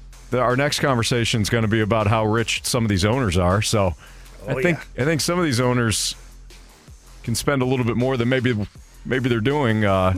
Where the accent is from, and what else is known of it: Detroit, Michigan, United States